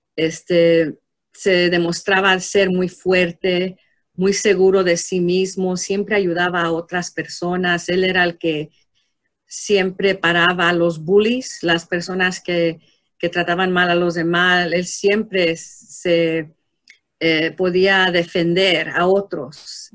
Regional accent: Mexico; como hispano, como mexicano

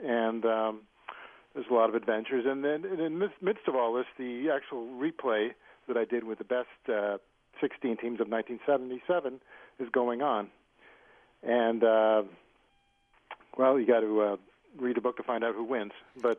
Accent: New England, United States; growing up in New England.

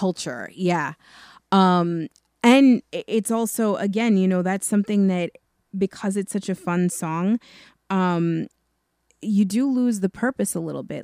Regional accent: New York, United States; being from New York

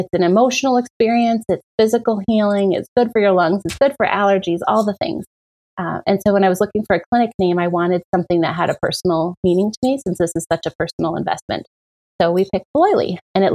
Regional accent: Menominee, Michigan, United States; now in Appleton, United States; I grew up in Menominee

